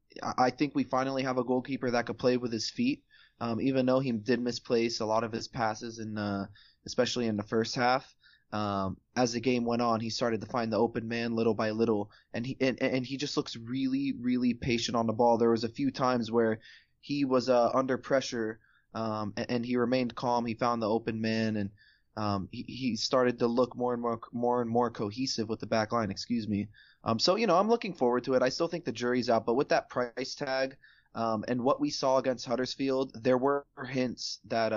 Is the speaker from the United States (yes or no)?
yes; United States; we're American after all.